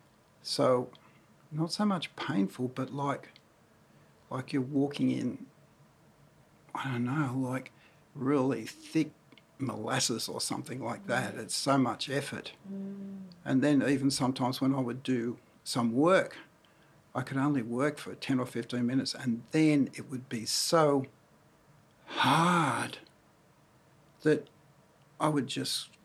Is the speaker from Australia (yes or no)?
yes; Cessnock, New South Wales, Australia; also born or lived in Newcastle, New South Wales / Speers Point, New South Wales; I was born in Newcastle in 1953 and lived in Spears Point till 8.5 years of age, then shifted to Cessnock and lived there for a fair part of my life until I was in my mid-adult years